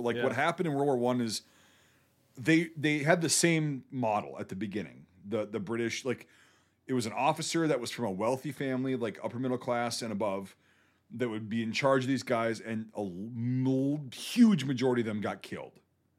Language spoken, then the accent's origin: English; United States; I'm an American.